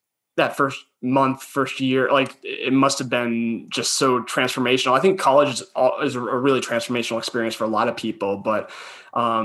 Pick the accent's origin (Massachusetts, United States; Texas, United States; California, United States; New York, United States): Massachusetts, United States; Boston; I'm from Boston